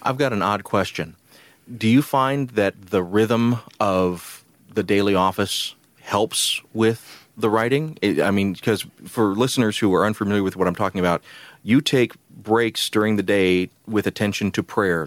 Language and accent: English; Columbus, Georgia, United States; where I grew up in Columbus, Georgia